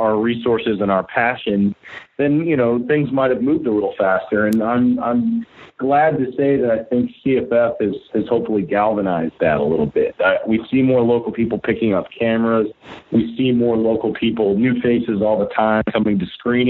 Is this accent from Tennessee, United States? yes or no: yes; Chattanooga, Tennessee, United States; I grew up in Chattanooga, but literally had to leave it when I was about 18 years old